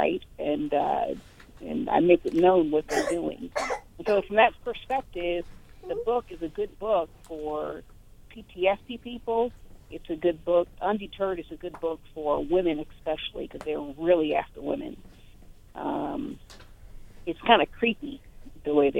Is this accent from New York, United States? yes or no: no; Indianapolis, Indiana, United States; I'm originally from Indianapolis